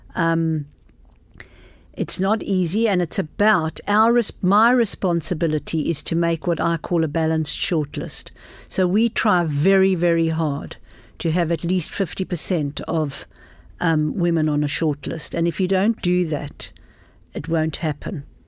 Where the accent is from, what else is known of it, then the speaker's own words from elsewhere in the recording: South Africa; moved away; I grew up in South Africa in very, very political times